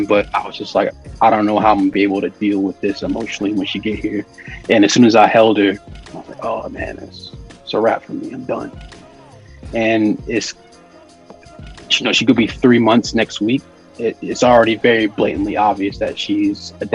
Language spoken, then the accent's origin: English; Virginia, United States; also born or lived in New Jersey; I used to not like being from Virginia because I was born in New Jersey. I lived there till I was 3